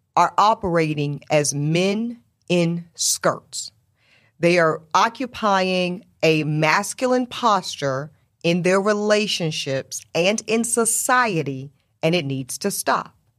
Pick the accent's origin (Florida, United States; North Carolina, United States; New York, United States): North Carolina, United States; Charlotte; also born or lived in South Louisiana; I was raised in the South